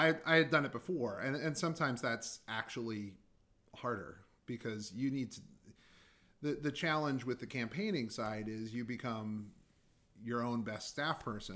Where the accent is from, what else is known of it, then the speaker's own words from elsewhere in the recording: Baltimore, Maryland, United States; also born or lived in Indiana; growing up in Baltimore, going to Baltimore City Public Schools